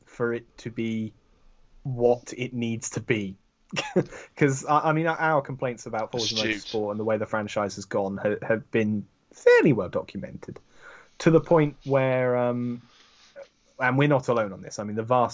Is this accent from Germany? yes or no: no; United Kingdom; I'm British